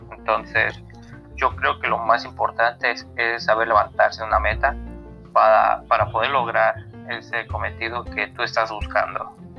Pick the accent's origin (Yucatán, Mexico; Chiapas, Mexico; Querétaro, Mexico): Yucatán, Mexico; also born or lived in Mexico City; yo soy de Media Yucatán. Vengo naciendo aquí, bueno, me, crié más que nada en la Ciudad de México, pero aquí, por así decirlo, me crié.